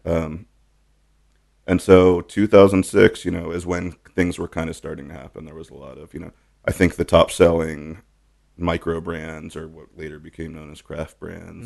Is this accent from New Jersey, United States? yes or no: yes; Teaneck, New Jersey, United States; born or raised there; now in Austin, United States